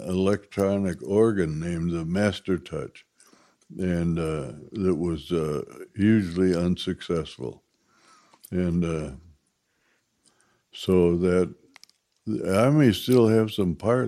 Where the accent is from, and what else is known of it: Minneapolis, Minnesota, United States